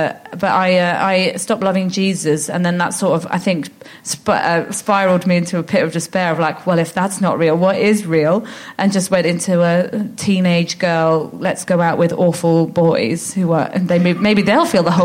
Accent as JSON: {"language": "English", "region": "London", "country": "United Kingdom", "tie": "born or raised there"}